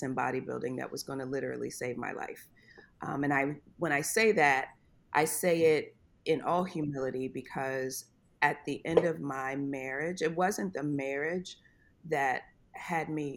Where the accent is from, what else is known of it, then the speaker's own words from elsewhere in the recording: Corpus Christi, Texas, United States; moved away as an adult; also born or lived in Maryland/D.C. metro area / Ohio; now in Charlotte, United States; I was born and raised in Texas